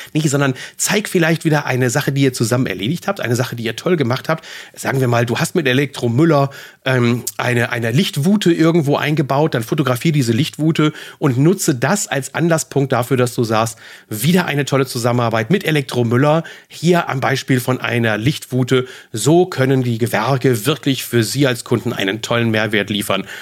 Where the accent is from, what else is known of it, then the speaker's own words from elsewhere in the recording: Germany; bei uns in Deutschland